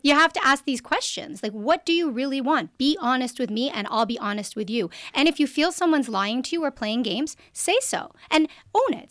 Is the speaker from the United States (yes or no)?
no; Canada; I'm also Canadian.